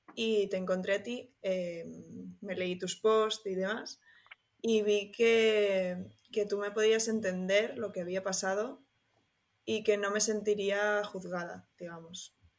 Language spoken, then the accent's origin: Spanish; Barcelona, Catalonia, Spain; soy una chica de Barcelona